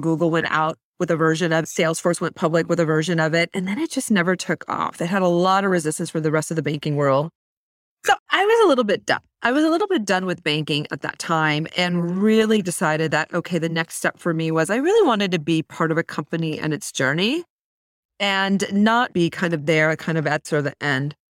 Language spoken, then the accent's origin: English; Mountain View, California, United States; I was actually born and raised in Silicon Valley, like, literally in Mountain View